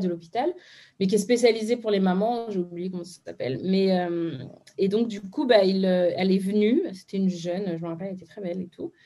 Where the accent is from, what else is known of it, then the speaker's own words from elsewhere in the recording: France; je suis née de parents béninois, je suis née en France, mais du coup, j'y allais très souvent